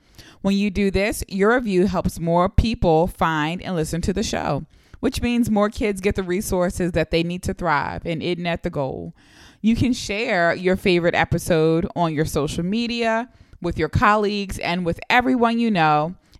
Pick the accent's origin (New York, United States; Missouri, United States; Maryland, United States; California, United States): Maryland, United States; Baltimore; we're from Baltimore City.